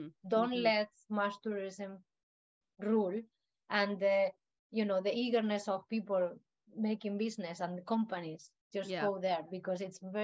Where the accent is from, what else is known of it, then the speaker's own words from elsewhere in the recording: Canary Islands, Spain; I also tend to tell people that here that I come from the Canary Islands, and over there I could see how bad they were treating such paradise place as well, no?